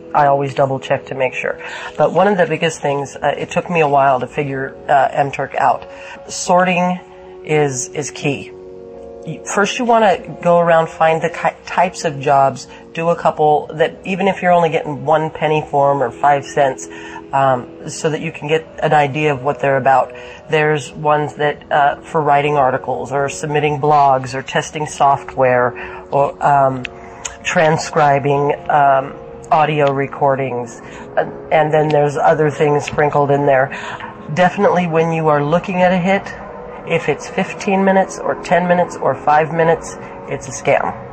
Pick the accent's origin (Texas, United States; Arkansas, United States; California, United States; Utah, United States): California, United States; I'm 37 years old and I'm from California.